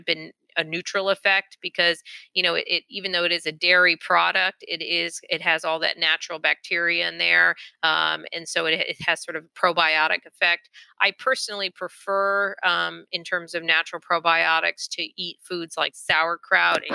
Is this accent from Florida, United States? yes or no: yes; Florida, United States; I'm from Florida.